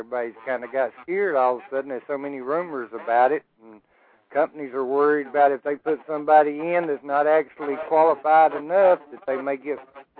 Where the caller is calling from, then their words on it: Alabama, United States; I'm calling from Alabama.